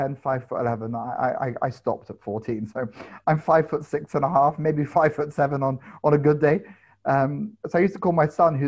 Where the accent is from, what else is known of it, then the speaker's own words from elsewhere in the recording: London, United Kingdom; I grew up in London